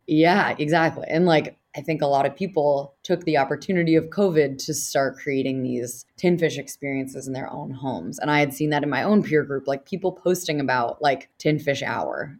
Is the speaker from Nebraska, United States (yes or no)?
no; New Hampshire, United States; I'm from New Hampshire.